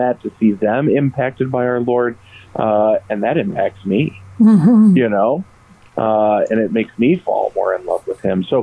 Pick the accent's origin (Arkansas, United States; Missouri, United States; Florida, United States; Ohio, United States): Ohio, United States; Norwalk; I grew up in Norwalk, Ohio at St. Paul